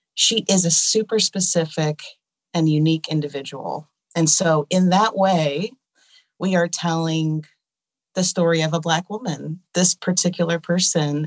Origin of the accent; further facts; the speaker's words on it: Columbus, Georgia, United States; moved away as an adult; I grew up here in Columbus and moved back with my husband in twenty thirteen